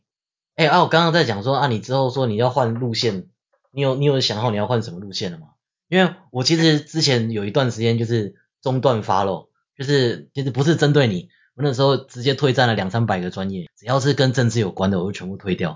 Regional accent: Taiwan; 因为我我自己是在眷村长大，我家人那边有公务员家庭，所以我家那边是一片深蓝。

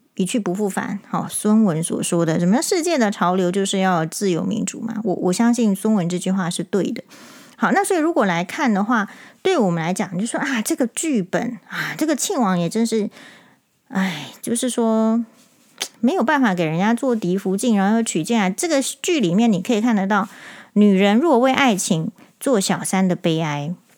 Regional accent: Taiwan; 我们台湾人

